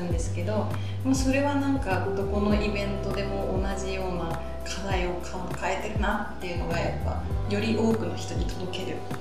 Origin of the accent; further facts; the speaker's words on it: Kagoshima, Japan; also born or lived in Kanagawa; 地元好きだなっていう感情があって今戻ってきたのが